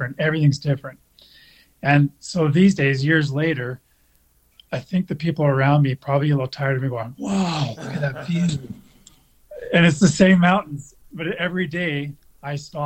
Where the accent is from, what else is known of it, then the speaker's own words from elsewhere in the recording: Spruce Grove, Alberta, Canada; also born or lived in Tonga / Banff; I was raised just outside of Edmonton in Alberta